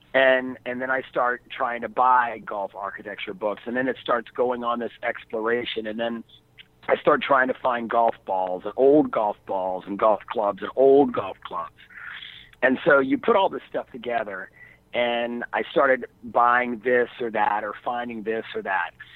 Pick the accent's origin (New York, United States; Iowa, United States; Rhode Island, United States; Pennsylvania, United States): Pennsylvania, United States; Philadelphia; I'm from Philadelphia. Now I'm from the wrong side of Philadelphia. I'm from South Philly